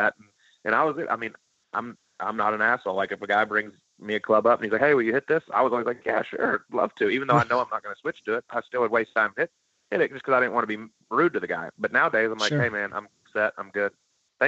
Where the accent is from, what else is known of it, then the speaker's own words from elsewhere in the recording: Dallas area, Texas, United States; it was in my hometown